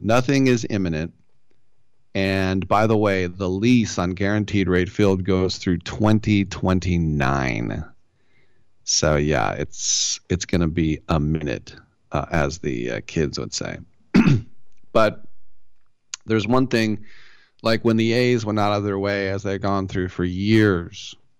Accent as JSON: {"language": "English", "country": "United States", "said": "as an American"}